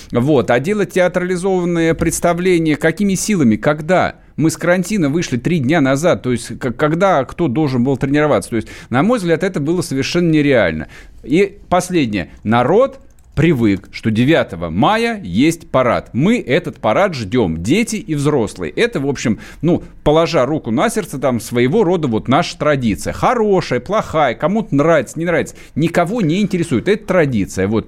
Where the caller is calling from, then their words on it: Yekaterinburg, Sverdlovsk Oblast, Russia; я из Екатеринбурга